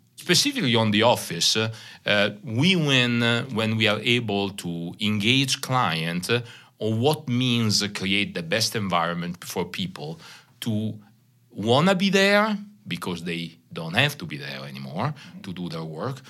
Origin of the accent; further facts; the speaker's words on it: Italy; accent: Italian; English is a second language; moved away as an adult; also born or lived in Paris, France; now in Holland, United States; my very small Italian accent, uh, because I'm from Italy. I'm born and raised there, lived, uh, thirty-five years in Italy